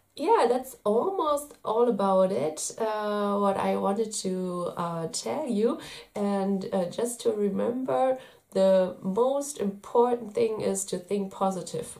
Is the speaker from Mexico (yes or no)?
no; Germany; I'm from Germany.